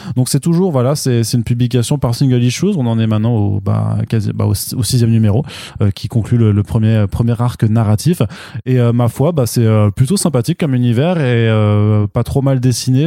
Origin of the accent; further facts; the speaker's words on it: France; chez nous en France